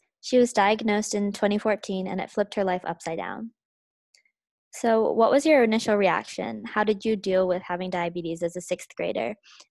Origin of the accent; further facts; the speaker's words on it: United States; I'm 16, I'm a junior in high school, I'm Chinese American